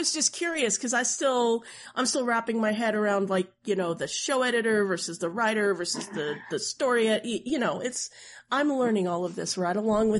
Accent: Oklahoma, United States; I was practically required to growing up in Oklahoma.

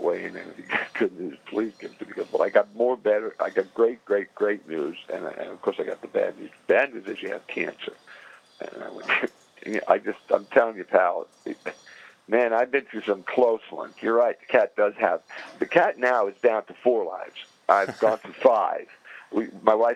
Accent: New York City, New York, United States; moved away; also born or lived in New Jersey; I came from Brooklyn

